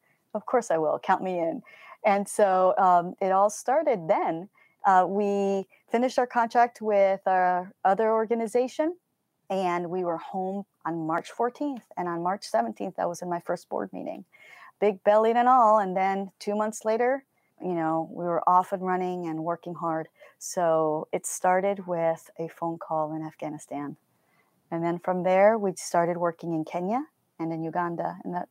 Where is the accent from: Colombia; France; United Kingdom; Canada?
Colombia; So my parents were missionaries, and I grew up in Colombia, South America.